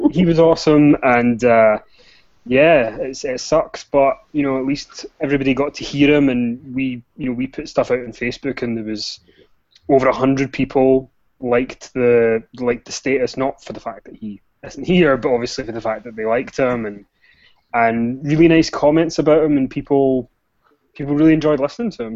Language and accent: English; Scotland, United Kingdom; I am Scottish, so bear with me if you can't understand anything that I'm saying